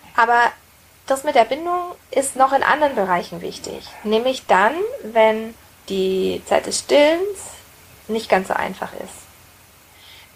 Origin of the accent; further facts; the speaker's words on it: Roth, Bavaria, Germany; Ich bin in der Stadt aufgewachsen, in einem kleinen Städtchen in Bayern, in Rot